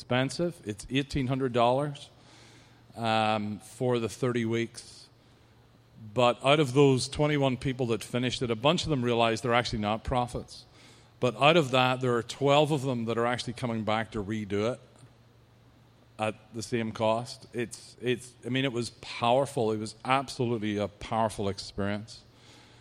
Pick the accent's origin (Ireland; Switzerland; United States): Ireland; accent: Irish; my accent is the best. You know that the Irish accent was voted as the sexiest accent on the planet at one point